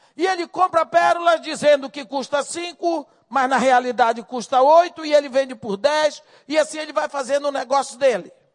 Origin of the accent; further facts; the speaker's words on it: Bahia, Brazil; moved away; also born or lived in Rio de Janeiro; eu cresci na Bahia